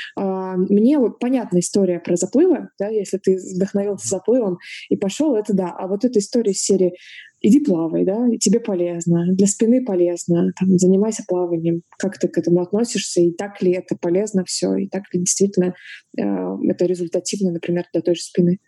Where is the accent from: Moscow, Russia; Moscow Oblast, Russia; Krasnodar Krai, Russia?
Krasnodar Krai, Russia; Novorossiysk; я родилась, выросла в Новороссийске, берег Черного моря